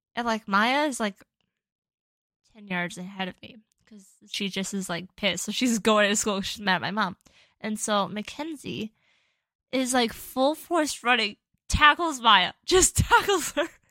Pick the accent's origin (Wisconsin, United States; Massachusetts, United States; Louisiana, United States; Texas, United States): Wisconsin, United States; Chippewa Falls; my hometown where I grew up